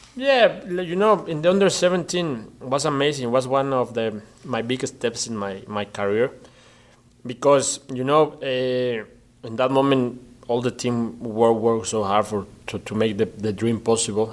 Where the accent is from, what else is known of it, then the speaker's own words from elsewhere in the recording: Mexico; English is a second language; moved away; I was the first Mexican player to play in Scotland